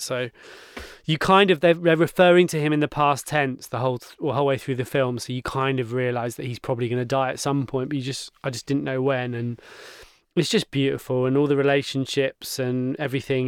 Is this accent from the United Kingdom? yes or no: yes; Cornwall, South West England, United Kingdom; moved away; I grew up in Cornwall and my dad still lives down there